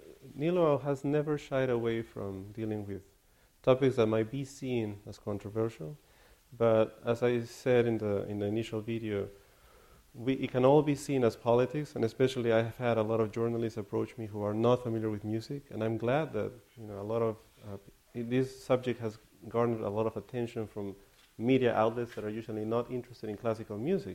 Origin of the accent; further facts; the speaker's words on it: California, United States; Slightly. I'm from California as well.